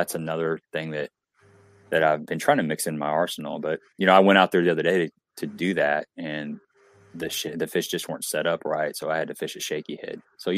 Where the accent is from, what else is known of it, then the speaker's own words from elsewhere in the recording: Cape Girardeau, Missouri, United States; I'm from Cape Girardeau, Missouri area. So I'm about 100 miles south of St. Louis, and I'm right on the Mississippi River.